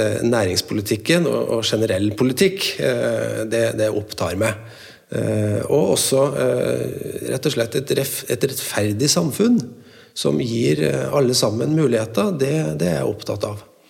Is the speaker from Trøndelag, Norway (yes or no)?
yes; Trøndelag, Norway; som trønder jeg er veldig stolt